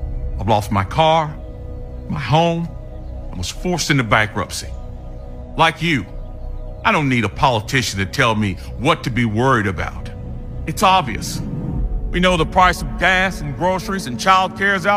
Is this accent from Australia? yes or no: no; Greensboro, North Carolina, United States; I grew up poor here in Greensboro